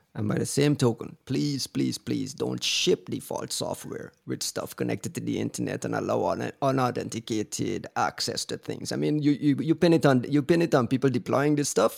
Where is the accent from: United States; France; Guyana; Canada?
Guyana; I'm from Guyana